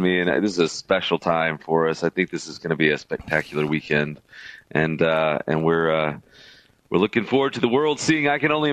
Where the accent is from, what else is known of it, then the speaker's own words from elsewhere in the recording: Birmingham, Alabama, United States; I was born and raised in Birmingham, Alabama. That's my hometown